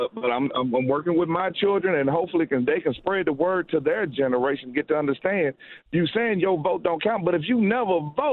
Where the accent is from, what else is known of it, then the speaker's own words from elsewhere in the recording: Mississippi Delta, United States; I'm from the Mississippi Delta where the water's brown. Now, I have lived all across the state of Mississippi